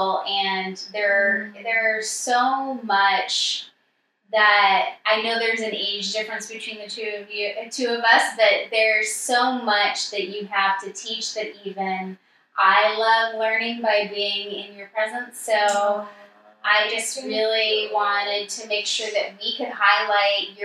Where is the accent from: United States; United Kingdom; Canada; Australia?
United States; Southern California; now in Portland, United States; I grew up in Southern California